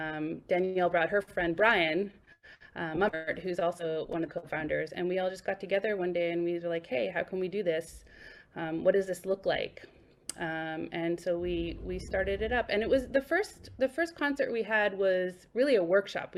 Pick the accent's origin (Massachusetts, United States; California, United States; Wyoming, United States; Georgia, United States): Massachusetts, United States; Boston; moved away as an adult; also born or lived in New York / Cleveland; now in Brooklyn, United States; I grew up in Boston, and I started playing cello in Boston when I was about 8 years old. I ended up in New York when I was like 18 years old